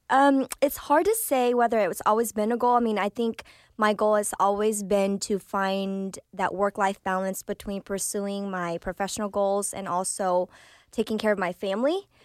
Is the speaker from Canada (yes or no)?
no; Vietnam; Okay, so um, I am a refugee from Vietnam. So I was born in Vietnam, and my parents, this was their second marriage.